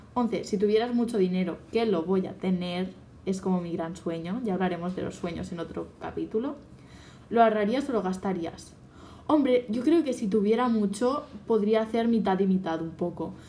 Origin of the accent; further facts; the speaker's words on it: Catalonia, Spain; soy catalana, bueno, en Cataluña